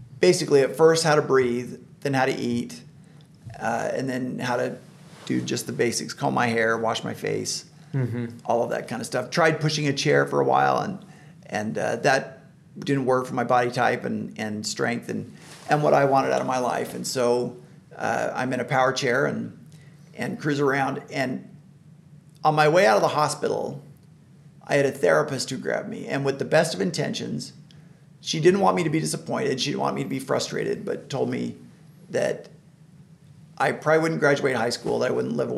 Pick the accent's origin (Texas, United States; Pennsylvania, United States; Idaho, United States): Idaho, United States; Boise; growing up in Idaho